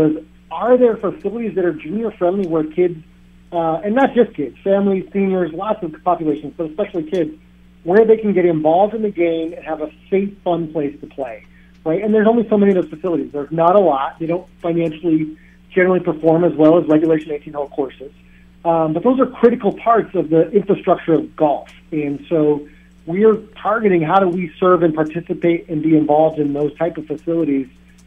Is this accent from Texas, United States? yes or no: no; Colorado Springs, Colorado, United States; moved away as an adult; now in Los Angeles, United States; I grew up in Colorado Springs.